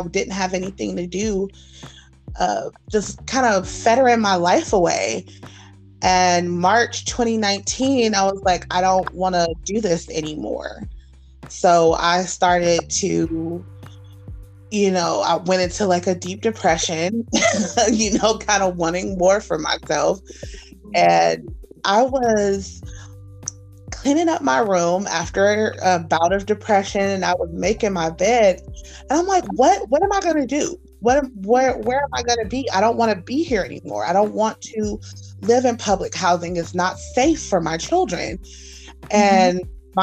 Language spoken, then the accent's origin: English; Los Angeles, California, United States; moved away as an adult; also born or lived in Gardena, California / Orange County, California / Anaheim, California; now in Las Vegas, United States; I grew up in Los Angeles, California, Gardena, Orange County, LA, Anaheim